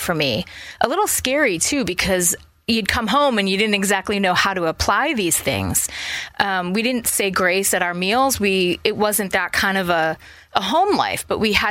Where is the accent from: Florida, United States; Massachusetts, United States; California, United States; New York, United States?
Massachusetts, United States; Boston; I grew up in Boston, a suburb of Boston